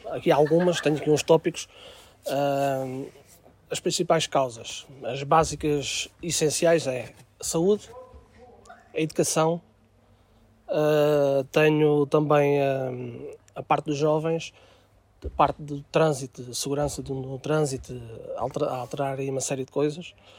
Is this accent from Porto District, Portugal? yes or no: no; Aveiras de Cima, Lisbon, Portugal; sou de Aveiras de Cima, uh, nascido e criado em Aveiras